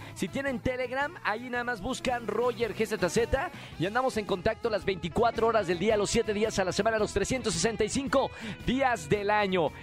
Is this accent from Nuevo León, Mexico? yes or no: yes; Nuevo León, Mexico; Nuevo León, de mi tierra